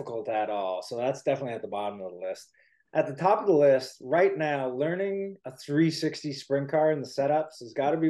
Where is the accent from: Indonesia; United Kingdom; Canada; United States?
Canada; Waterloo, Ontario; I was born and raised in Waterloo, Ontario